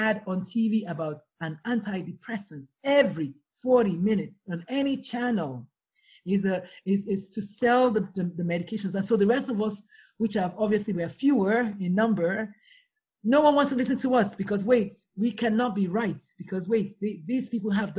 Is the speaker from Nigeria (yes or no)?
yes; Nigeria; I'm Nigerian